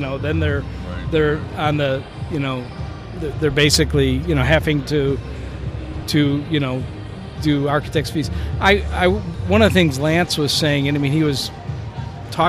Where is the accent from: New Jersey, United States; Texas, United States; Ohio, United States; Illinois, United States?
Illinois, United States; Chicago; we're from Chicago. We're in Chicago